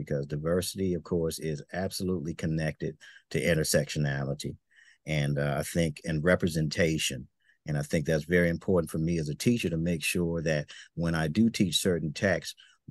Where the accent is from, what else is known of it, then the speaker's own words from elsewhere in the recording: the South, United States; moved away; I'm from the South originally